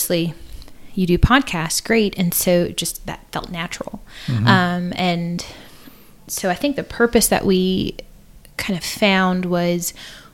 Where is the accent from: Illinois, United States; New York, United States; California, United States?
Illinois, United States; Southern; I grew up in a small town in Southern Illinois